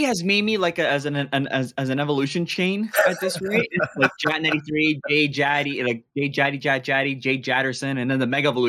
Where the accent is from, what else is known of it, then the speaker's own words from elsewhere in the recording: Toronto, Ontario, Canada; We're all from Toronto, Canada. Born and raised here.